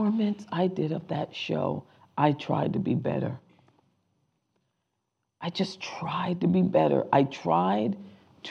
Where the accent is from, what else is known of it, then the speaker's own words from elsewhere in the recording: Rhode Island, United States; came out of Rhode Island, my hometown